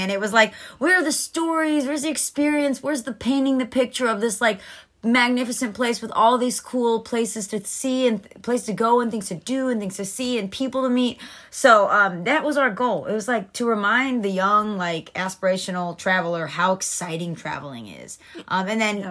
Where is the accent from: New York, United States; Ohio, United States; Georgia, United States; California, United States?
Georgia, United States; Atlanta; moved away as an adult; also born or lived in Fort Myers, Florida; now in Naples, Florida, United States; I am from Atlanta, Georgia.